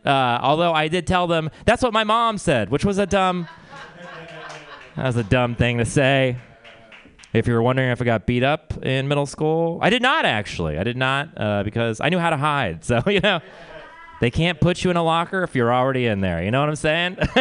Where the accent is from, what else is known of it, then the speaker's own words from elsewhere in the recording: Texas, United States; we're from Texas